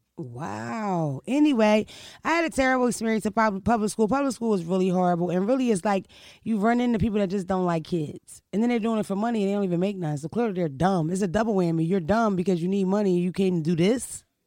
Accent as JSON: {"language": "English", "town": "Philadelphia", "region": "Pennsylvania", "country": "United States", "also_born_or_lived": "Delaware", "moved": "yes", "said": "I'm from Philadelphia and Delaware"}